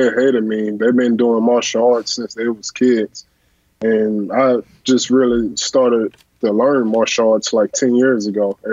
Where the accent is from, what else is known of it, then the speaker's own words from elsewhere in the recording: Katy, Texas, United States; I was from Katy, Texas